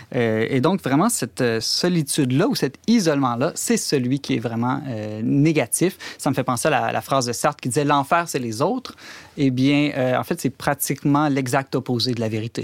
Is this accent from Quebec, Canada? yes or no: no; Alberta, Canada; chez nous, en Alberta